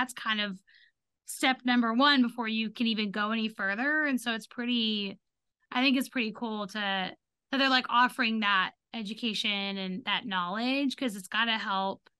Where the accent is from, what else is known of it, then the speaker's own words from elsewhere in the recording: Texas, United States; we grew up in Texas